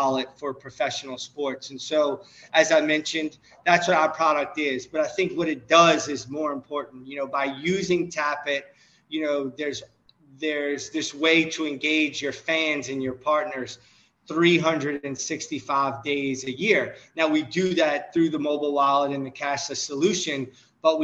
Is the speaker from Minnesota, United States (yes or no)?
no; New Orleans, Louisiana, United States; I'm from New Orleans